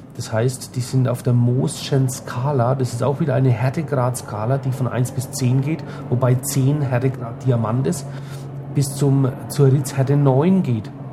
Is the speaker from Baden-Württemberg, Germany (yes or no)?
no; Franconia, Bavaria, Germany; hier bei uns in Franken